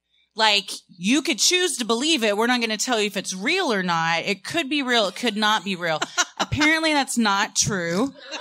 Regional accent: Fort Worth, Texas, United States; I had never been there either because I grew up in Fort Worth. So our field trips, we didn't cross the border into Dallas.

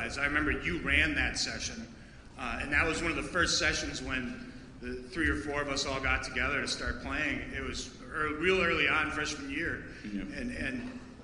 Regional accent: Wisconsin, United States; we're from Wisconsin here

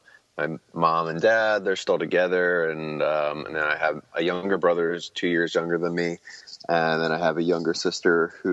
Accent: Pennsylvania, United States; also born or lived in Abington; I was born in Abington, Pennsylvania, and that's like, you know, right outside of, Philly and kind of like bordering on the suburbs area.

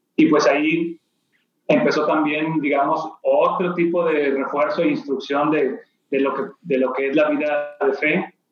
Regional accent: Monterrey, Nuevo León, Mexico; Nací en Monterrey, Nuevo León, aquí donde, donde vivo actualmente

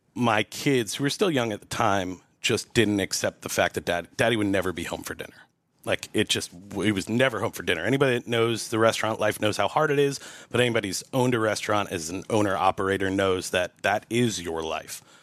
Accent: Montgomery, New York, United States; moved away as an adult; now in Asheville, United States; in my hometown there, uh, which is Montgomery, New York, about an hour north of New York City

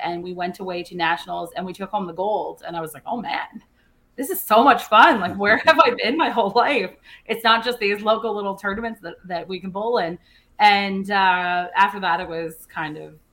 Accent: Surrey, British Columbia, Canada; born or raised there; moved away; also born or lived in Scottsdale

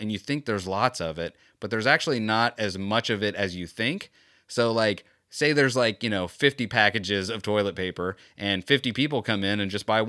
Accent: Florida, United States; Growing up in Florida

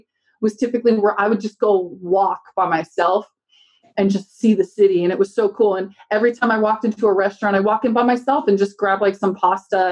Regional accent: Huntington Beach, California, United States; I was born in Huntington Beach and just been thrown in the ocean all my life

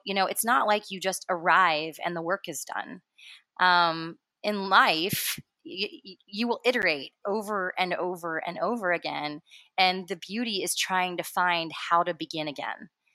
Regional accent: Cincinnati, Ohio, United States; born in Cincinnati, Ohio, uh, northern Kentucky area

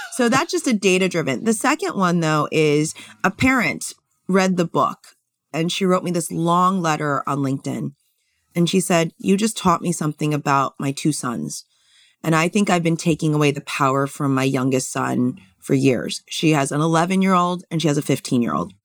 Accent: California, United States; I grew up in California

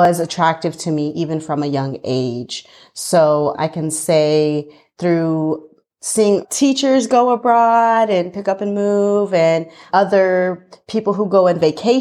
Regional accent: Southern Illinois, United States; moved away as an adult; now in Montevideo, Uruguay; I grew up in the Midwest in Illinois, Southern Illinois.

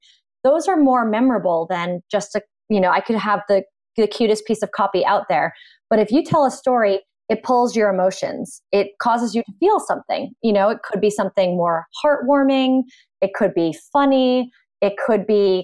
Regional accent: Boston, Massachusetts, United States; I am originally from Boston

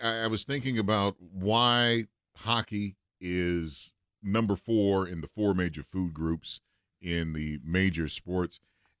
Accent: Detroit, Michigan, United States; I grew up in Detroit

